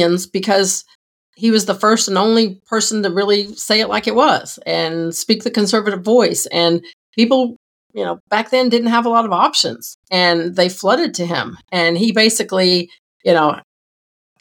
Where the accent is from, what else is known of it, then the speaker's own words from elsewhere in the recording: Georgia, United States; I grew up in Georgia, and Zell Miller was the governor when I was a kid